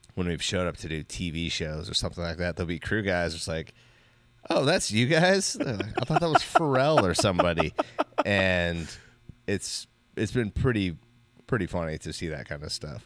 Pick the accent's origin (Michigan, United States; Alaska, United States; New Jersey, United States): Alaska, United States; Wasilla; moved away; we grew up in Wasilla